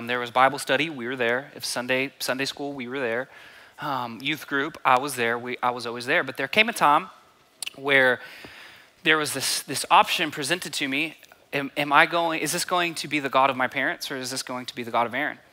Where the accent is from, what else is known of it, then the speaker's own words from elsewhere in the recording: Borger, Texas, United States; I grew up by Amarillo, it's a small town called Borger, about 6 hours north of here